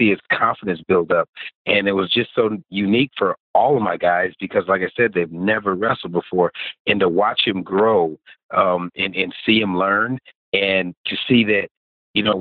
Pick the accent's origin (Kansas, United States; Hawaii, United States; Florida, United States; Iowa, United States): Iowa, United States; Waterloo; moved away as an adult; also born or lived in Georgetown, South Carolina; now in South Carolina, United States; I grew up in Waterloo, Iowa